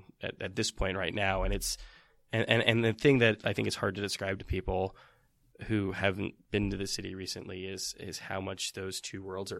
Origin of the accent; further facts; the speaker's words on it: Fremont, California, United States; I'm from Fremont.